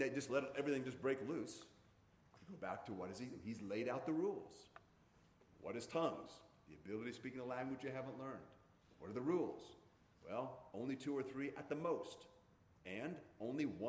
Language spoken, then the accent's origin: English; Hawaii, United States; growing up in Hawaii